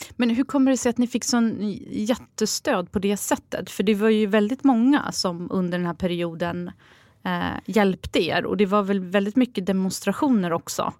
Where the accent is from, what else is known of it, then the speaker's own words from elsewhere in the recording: Sweden; jag är född här i Sverige